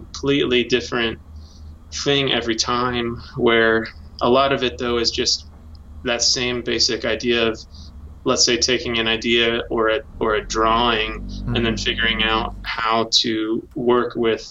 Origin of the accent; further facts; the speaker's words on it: Space Coast, Florida, United States; I grew up on the Space Coast in Florida.